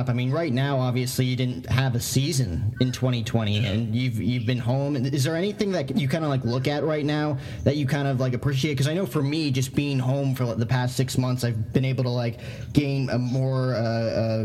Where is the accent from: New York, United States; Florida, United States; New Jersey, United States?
New Jersey, United States; Morristown; moved away as an adult; now in Arizona, United States; I'm actually from Morristown, New Jersey. So, and I just go to school out here.